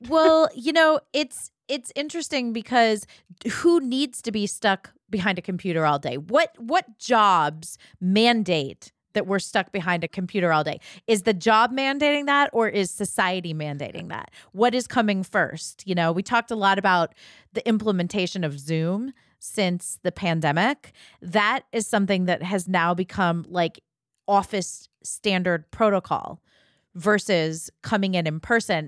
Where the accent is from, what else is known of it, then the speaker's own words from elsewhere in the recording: Ohio, United States; growing up in Ohio